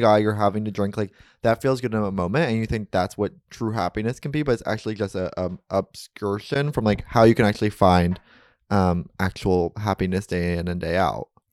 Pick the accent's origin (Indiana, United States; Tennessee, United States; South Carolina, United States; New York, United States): New York, United States; growing up in New York